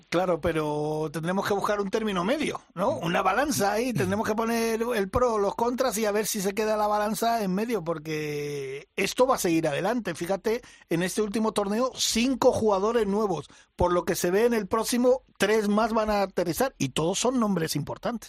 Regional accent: Mallorca, Balearic Islands, Spain; moved away; mi tierra, a Mallorca.

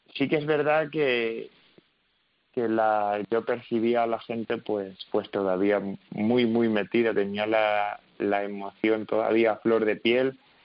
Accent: Toledo, Castilla-La Mancha, Spain; tanto Tomás Rufo como Álvaro Alarcón y yo, somos, somos los tres de Toledo

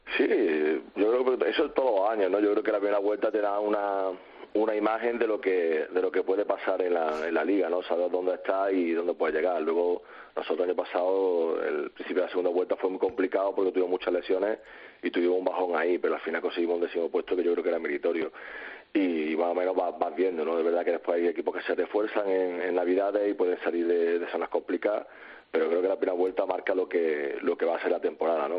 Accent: Córdoba, Andalusia, Spain; soy de Córdoba

